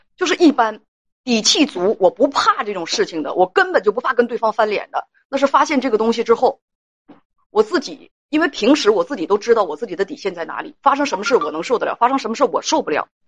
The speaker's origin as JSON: {"language": "Chinese", "region": "Heilongjiang", "country": "China", "said": "包括我们黑龙江人也有好样儿的，也有不怎么着的"}